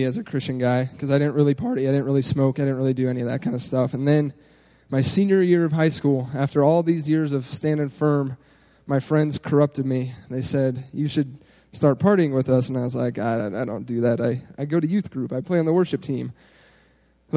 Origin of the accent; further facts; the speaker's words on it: Steamboat Springs, Colorado, United States; I grew up in Steamboat Springs, Colorado.